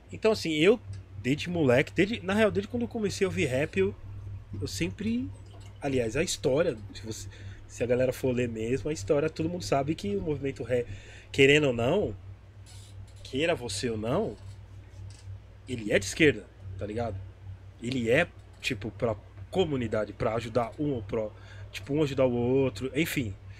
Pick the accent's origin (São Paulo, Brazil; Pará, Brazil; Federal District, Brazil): São Paulo, Brazil; sou da Zona Leste